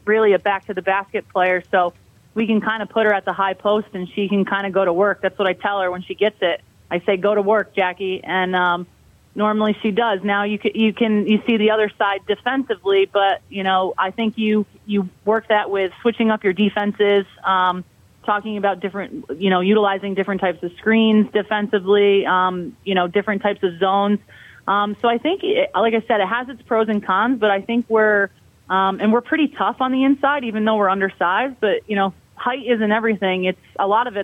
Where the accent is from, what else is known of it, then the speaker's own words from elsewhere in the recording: Albany, New York, United States; moved away as an adult; I'm originally from Albany, New York, and all my family is still there